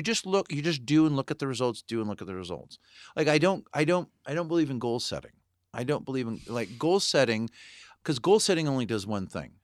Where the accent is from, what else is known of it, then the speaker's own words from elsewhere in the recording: Santa Barbara, California, United States; I grew up in Santa Barbara